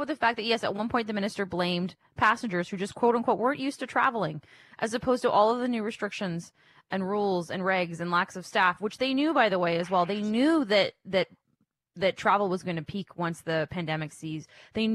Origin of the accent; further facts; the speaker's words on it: Windsor, Ontario, Canada; I grew up in a border town as well. I grew up in Windsor area.